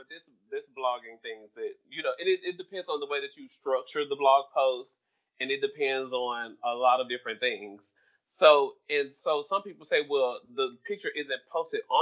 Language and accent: English; Memphis, Tennessee, United States; I'm a nigga from Memphis